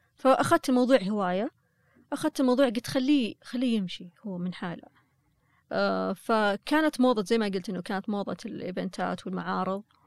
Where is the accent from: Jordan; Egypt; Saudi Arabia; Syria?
Saudi Arabia; أنا كسعودية